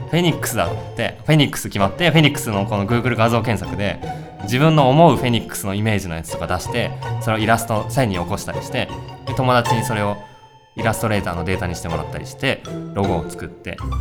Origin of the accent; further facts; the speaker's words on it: West Tokyo, Japan; 僕が西東京出身